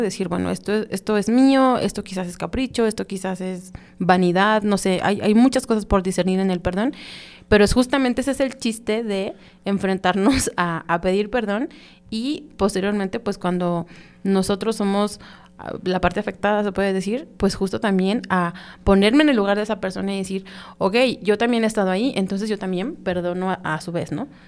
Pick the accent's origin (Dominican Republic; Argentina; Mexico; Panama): Mexico